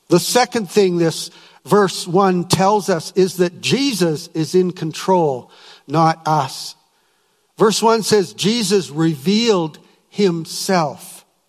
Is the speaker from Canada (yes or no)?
yes; Winnipeg, Manitoba, Canada; I was from Winnipeg